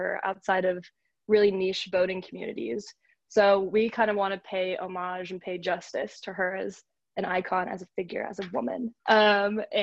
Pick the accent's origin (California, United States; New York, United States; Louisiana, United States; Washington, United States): Washington, United States; Seattle; I was born and raised in Seattle, Washington